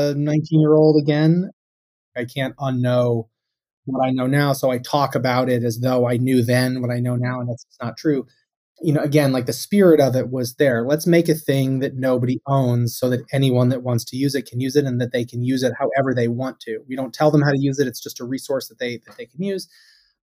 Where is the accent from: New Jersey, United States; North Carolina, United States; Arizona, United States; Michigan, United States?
Arizona, United States; Tucson; moved away as an adult; now in Boston, United States; I grew up in Tucson, Arizona